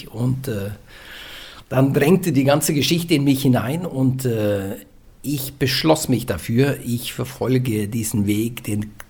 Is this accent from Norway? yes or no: yes; central Norway, Norway; German is a second language; bei mir das wo ich herkomme, das ist wie in England. Kann man in England wohnen, kannst du in Mittelnorwegen wohnen.